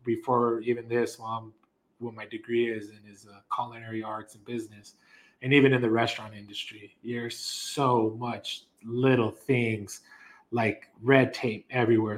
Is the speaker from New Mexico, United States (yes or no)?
yes; Las Cruces, New Mexico, United States; I was born and raised actually here in Cruces